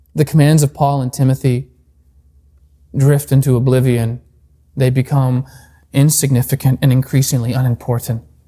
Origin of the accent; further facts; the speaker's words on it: Alaska, United States; moved away as an adult; I'm back in my home state of Alaska.